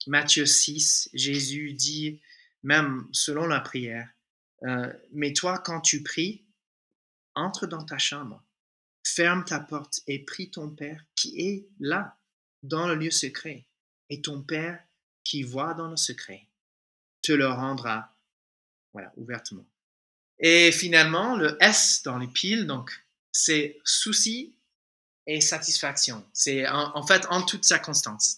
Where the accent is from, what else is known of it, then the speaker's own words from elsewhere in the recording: United States; French is a second language; moved away as an adult; now in Toulouse, France; si tu détectes un petit accent, euh, c'est en fait, euh, je suis un, un, Américain francisé. Ça fait, voilà, 19 ans bientôt euh, que je suis là déjà